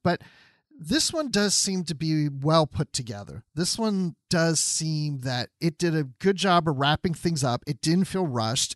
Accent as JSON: {"language": "English", "region": "Georgia", "country": "United States", "tie": "born or raised there", "said": "here in my home state of Georgia"}